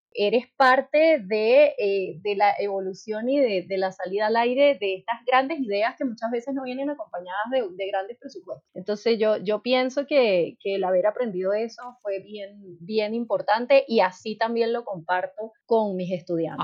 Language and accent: Spanish; Venezuela; moved away as an adult; now in Chile; yo soy venezolana y en Venezuela el tema del maquillaje está bastante más asociado al tema del, modelaje